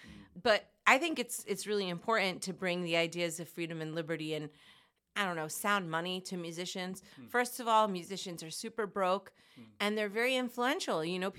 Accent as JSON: {"language": "English", "region": "New Jersey", "country": "United States", "tie": "born or raised there", "said": "So I grew up in Jersey, and as long as I can remember, I always wanted to sing."}